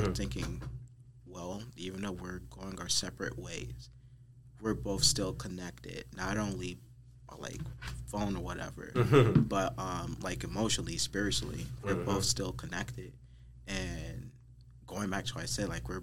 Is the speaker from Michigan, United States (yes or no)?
yes; Flint, Michigan, United States; I am from Flint, Michigan, born and raised.